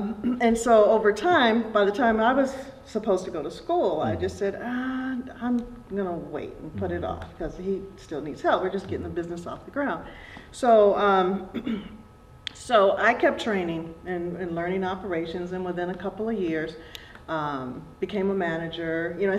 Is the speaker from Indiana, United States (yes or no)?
yes; Michigan City, Indiana, United States; now in San Jose, United States; We're from Michigan City, Indiana.